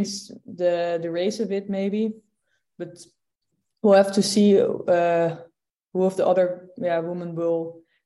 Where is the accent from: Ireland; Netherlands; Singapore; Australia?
Netherlands; born or raised there